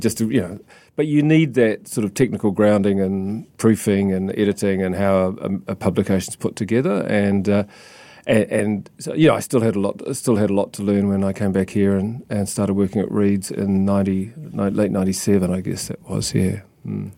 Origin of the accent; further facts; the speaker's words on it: South Island, New Zealand; moved away as an adult; also born or lived in Christchurch / Sydney / London / Tokyo; growing up in the South Island